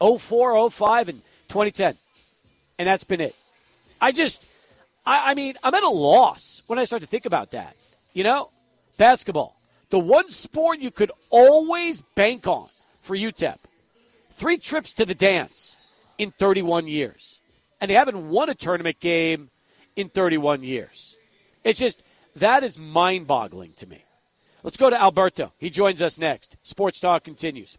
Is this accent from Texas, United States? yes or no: yes; El Paso, Texas, United States; Growing up in El Paso in the 80s and going to games